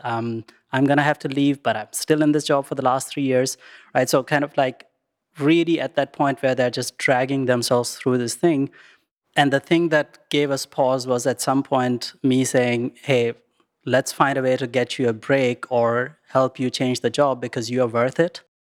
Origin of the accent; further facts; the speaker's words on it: Pakistan; moved away; I grew up in Pakistan